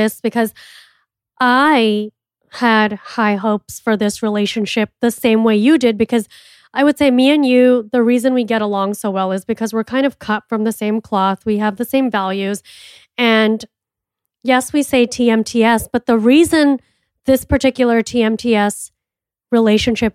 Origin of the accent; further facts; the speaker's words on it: India; I'm an Indian entrepreneur